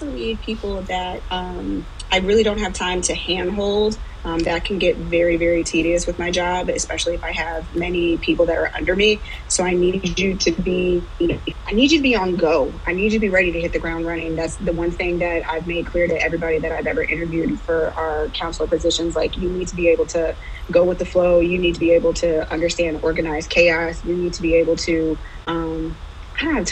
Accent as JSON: {"language": "English", "town": "Cleveland", "region": "Ohio", "country": "United States", "said": "I am originally from Cleveland, Ohio, and that is where I'm currently at."}